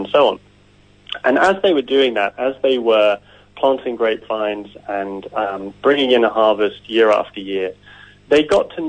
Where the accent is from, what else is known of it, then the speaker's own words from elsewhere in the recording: Jersey; now in Hawke's Bay, New Zealand; I'm from Jersey in the Channel Islands